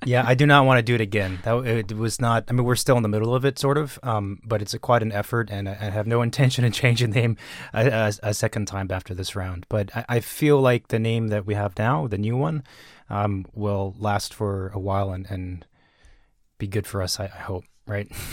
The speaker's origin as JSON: {"language": "English", "region": "California", "country": "United States", "also_born_or_lived": "New York", "said": "I'm from California"}